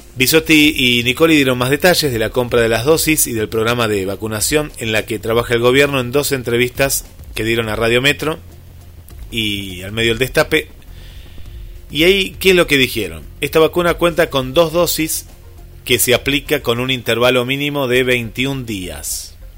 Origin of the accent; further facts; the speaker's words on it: Mar del Plata, Buenos Aires Province, Argentina; en nuestra querida Mar del Plata